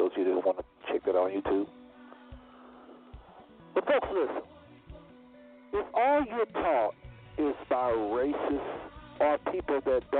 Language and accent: English; United States; born there; You know, we weren't born in the kingdom. We was born in America in the midst of a very racist society